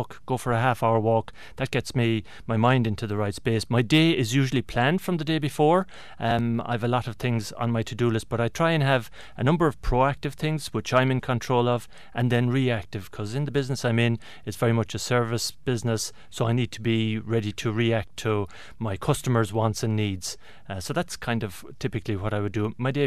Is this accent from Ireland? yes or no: yes; Tralee, Munster, Ireland; now in Kilkenny, Ireland; we grew up in Tralee in County Kerry